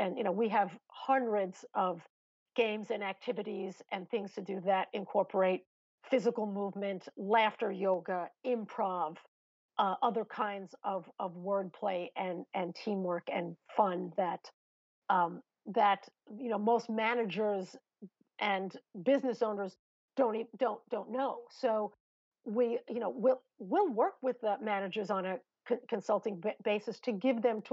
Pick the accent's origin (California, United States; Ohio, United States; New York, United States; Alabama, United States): New York, United States; Long Island; accent: New York; I'm from Long Island.